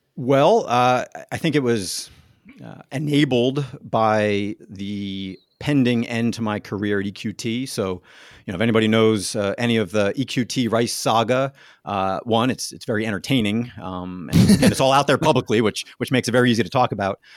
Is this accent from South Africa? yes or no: no; New Jersey, United States; moved away; also born or lived in Pittsburgh; growing up in New Jersey, uh, going to Notre Dame